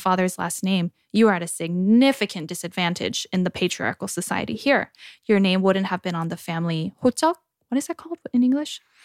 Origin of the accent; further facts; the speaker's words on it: United States; moved away as an adult; now in South Korea; coming from the States to Korea